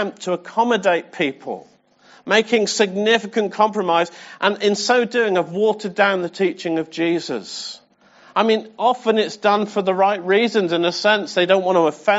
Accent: England, United Kingdom; I'm English

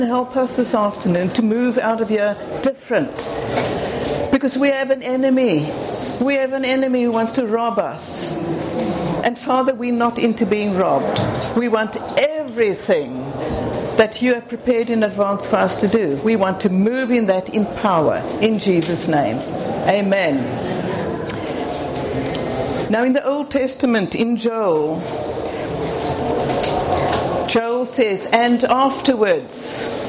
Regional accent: South Africa; I'm South African

